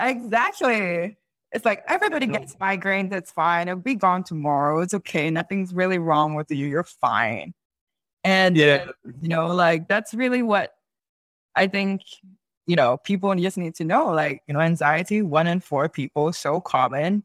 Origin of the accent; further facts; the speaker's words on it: Singapore; accent: Singaporean English; first language English; I'm Singaporean